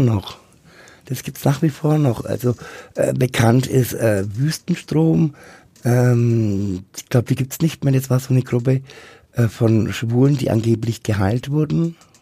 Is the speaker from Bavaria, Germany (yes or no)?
yes; Bad Windsheim, Bavaria, Germany; moved away as an adult; also born or lived in Rummelsberg / Nuremberg; Geboren und aufgewachsen bin ich in Bad Wensheim